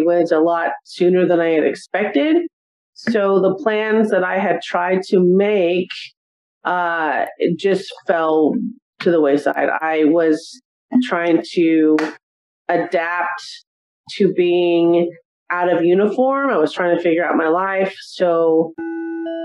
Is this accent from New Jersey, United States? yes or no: no; Simi Valley, California, United States; born or raised there; moved away as an adult; also born or lived in Arizona